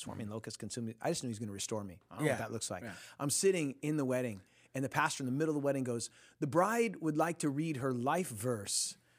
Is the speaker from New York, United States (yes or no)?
no; Costa Mesa, California, United States; Yeah, I'm from Costa Mesa area. That's where I grew up